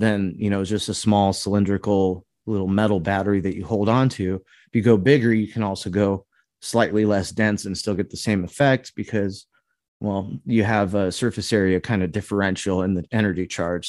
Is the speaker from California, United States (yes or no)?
yes; California, United States; now in Midwest, United States; where I grew up in California